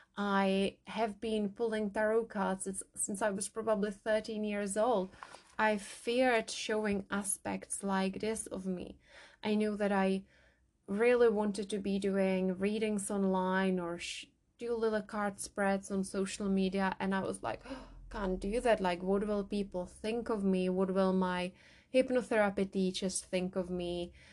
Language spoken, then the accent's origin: English; Czechia; now in England, United Kingdom; I grew up in the Czech Republic, now I live in England